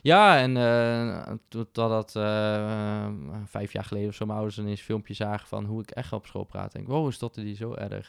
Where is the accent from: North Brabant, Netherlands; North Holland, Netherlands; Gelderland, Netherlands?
Gelderland, Netherlands; Winterswijk; moved away as an adult; now in Arnhem, Netherlands; Ik ben geboren en getogen in Winterswijk, in de Achterhoek.